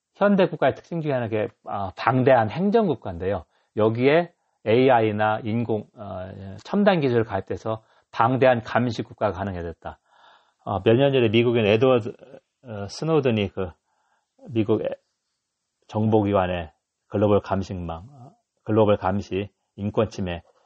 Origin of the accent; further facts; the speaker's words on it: Dangjin, South Chungcheong, South Korea; also born or lived in Hayang, Gyeongsan; now in Gyeongsan, South Korea; 저는 충남 당진 사람이어서 옛날 시골에서는 외국인 보기가 진짜 힘들었는데